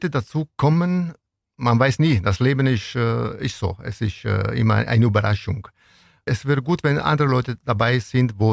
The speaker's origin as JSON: {"language": "German", "town": "Venosa", "region": "Basilicata", "country": "Italy", "tie": "born or raised there", "second_language": "German", "moved": "yes", "lives_now": "Ulm, Germany", "said": "ich möchte irgendwann diese Tradition von meinem Stadt Venosa nach Ulm und Neuem bringen."}